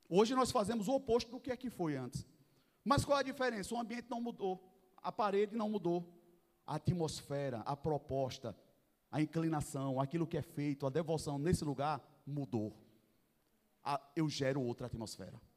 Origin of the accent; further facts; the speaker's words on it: Northeast Region, Brazil; Eu sou nordestino